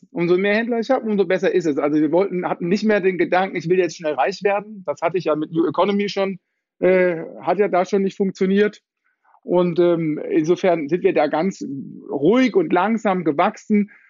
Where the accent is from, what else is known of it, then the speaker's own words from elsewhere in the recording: Heidelberg, Baden-Württemberg, Germany; Also die Geschichte bei mir fing an als typischer Heidelberger.